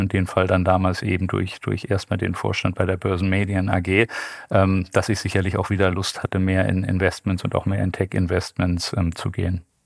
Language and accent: German; Bonn, North Rhine-Westphalia, Germany; also born or lived in Düsseldorf / Cologne; Ich bin in Bonn geboren, habe äh, lange in Düsseldorf gearbeitet